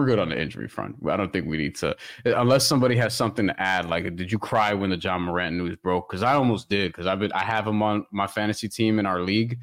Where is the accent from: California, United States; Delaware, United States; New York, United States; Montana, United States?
New York, United States; New York City; I'm from Queens